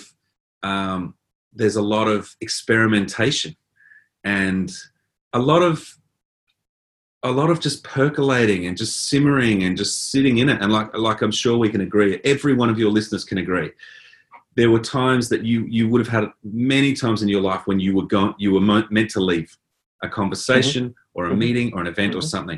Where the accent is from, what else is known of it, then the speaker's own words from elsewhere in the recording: Adelaide, South Australia, Australia; also born or lived in Port Augusta / Port Lincoln; I grew up in Adelaide, which is not a big town. And then we moved to Port Augusta, which is a very small town, and Port Lincoln